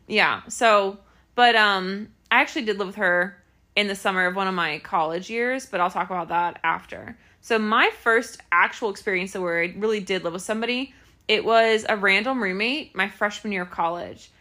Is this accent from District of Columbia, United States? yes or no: no; Clermont County, Ohio, United States; I'm probably the best person from Claremont County